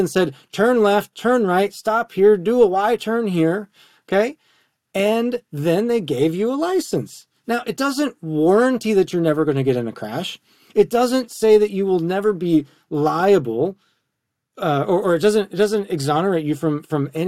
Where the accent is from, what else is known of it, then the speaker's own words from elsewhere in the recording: Wisconsin, United States; moved away; also born or lived in Tennessee; I'm from Wisconsin, on the corn, you know, county roads and gravel roads